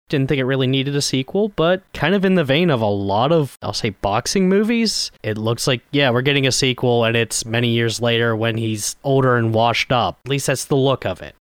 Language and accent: English; Scotland, United Kingdom; I'm Scottish.